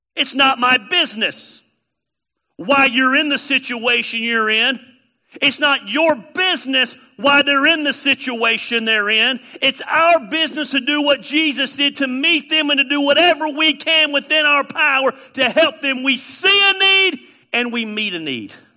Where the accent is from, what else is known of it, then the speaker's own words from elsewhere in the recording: Canton, Georgia, United States; I am a redneck from Canton, Georgia. Of course I have a voice inflection